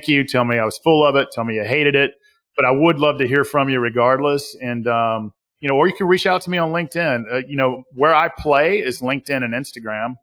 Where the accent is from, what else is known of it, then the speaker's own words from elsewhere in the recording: Southern US, United States; accent: Southern US; my Southern US accent